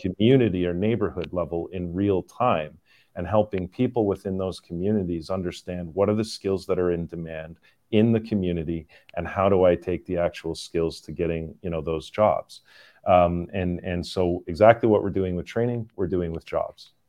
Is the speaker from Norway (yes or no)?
no; Canada; moved away; I am Canadian, uh, born and raised in, in Canada, but, uh, have lived all over the world